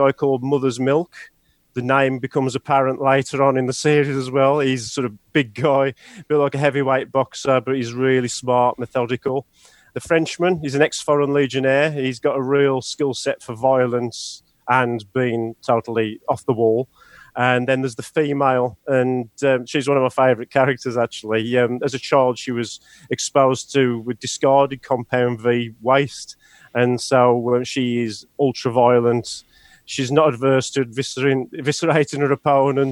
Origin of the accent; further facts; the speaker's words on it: United Kingdom; being British